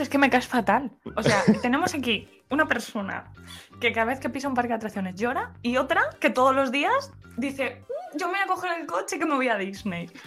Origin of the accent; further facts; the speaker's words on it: Spain; soy otra española más